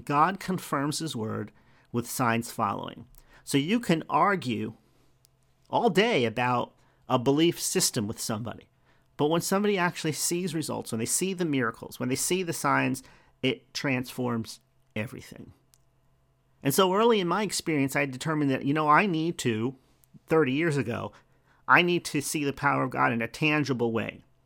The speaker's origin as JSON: {"language": "English", "region": "New Jersey", "country": "United States", "moved": "yes", "lives_now": "Florida, United States", "said": "we're from New Jersey"}